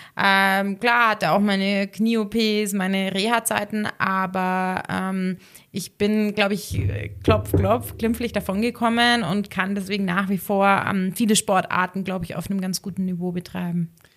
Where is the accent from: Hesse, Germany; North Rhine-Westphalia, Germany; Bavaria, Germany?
Bavaria, Germany; Ohlstadt; moved away as an adult; also born or lived in Innsbruck / Munich; ich komme ja ursprünglich aus Ohlstadt, ähm, aber für mich war das da, der Landkreis Garmisch-Partenkirchen, immer meine Heimat